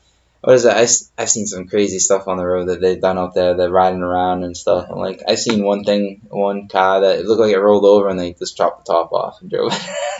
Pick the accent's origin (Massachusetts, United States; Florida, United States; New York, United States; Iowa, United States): Massachusetts, United States; we're all from Massachusetts.